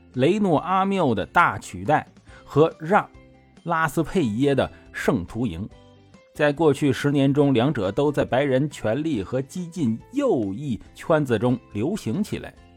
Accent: China; 我们中国人

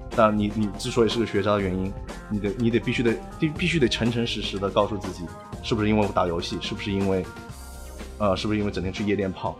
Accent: China; moved away as an adult; now in United States; 我们中国人，特别是留学生在这边啊

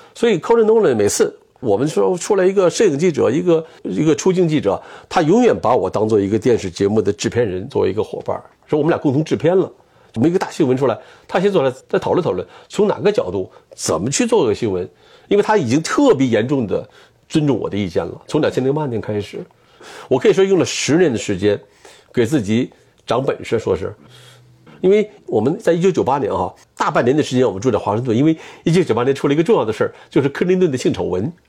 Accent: China; moved away as an adult; now in California, United States; 我们公司曾经考虑过，要不要培养这个中国人啊，用语言来讲故事啊，把我送到 UCLA 去学英语。

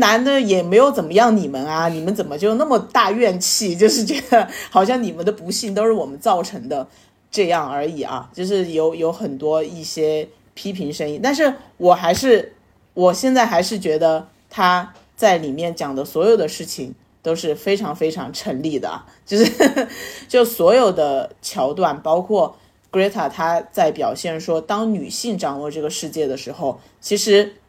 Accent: Sichuan, China; 我们四川话就叫“瑶儿”，就是，就是儿子的意思嘛

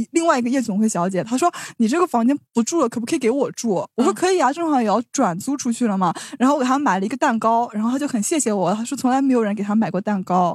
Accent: Shanghai, China; 我说我是上海人

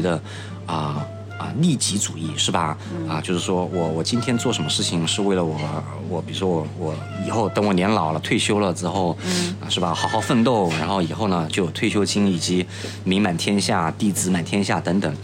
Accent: Chun'an, Zhejiang, China; moved away; 我的家乡是浙江的千岛湖，那是一个汾井，很漂亮的地方

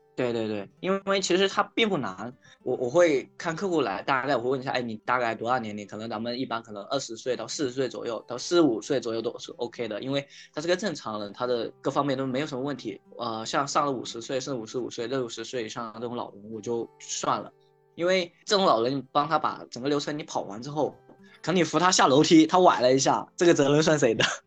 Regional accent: Shenzhen, Guangdong, China; 我来自深圳，然后现在是一个自由职业者，现在在做陪诊师这个行业的一个创业

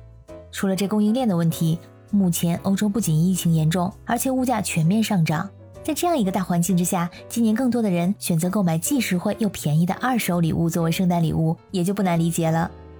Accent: China; now in Europe; 我们中国人送礼物一般来说呢，都会是全新的。

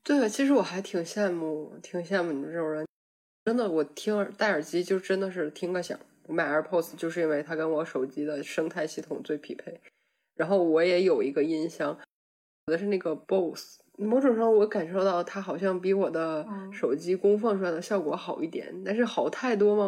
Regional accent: Northeast China, China; moved away as an adult; now in Germany; 作为一个东北人

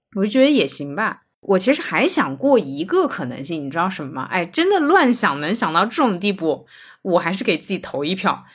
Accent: China; 我是中国人

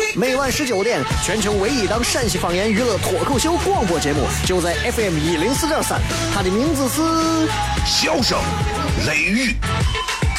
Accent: Guanzhong, Shaanxi, China; accent: Guanzhong dialect; 这是咱本地方言

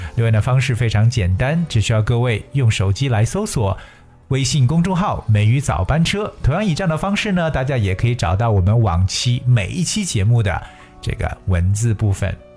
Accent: China

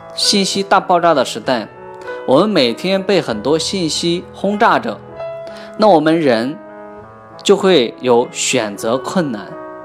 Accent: China; 是因为我们中国人的人太多了

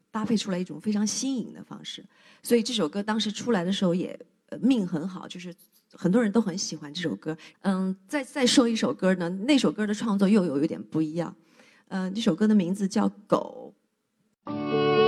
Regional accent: southern China, China; moved away as an adult; also born or lived in Beijing; 作为一个南方人，第一次在北京过冬天

